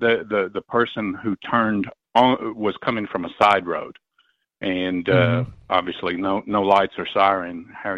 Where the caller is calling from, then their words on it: Knoxville, Tennessee, United States; I'm calling from Knoxville, Tennessee, and that crash actually happened like about a mile from my house.